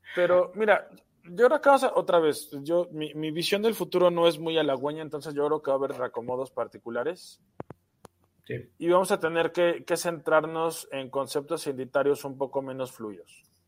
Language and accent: Spanish; Mexico